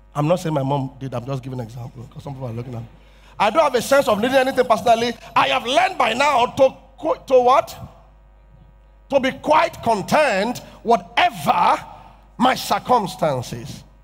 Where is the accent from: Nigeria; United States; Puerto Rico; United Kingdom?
Nigeria; Yorubaland; I'm from Yoruba tribe